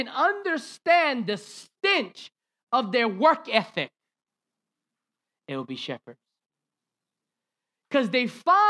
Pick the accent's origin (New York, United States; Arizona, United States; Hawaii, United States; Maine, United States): Hawaii, United States; we grew up in Hawaiian culture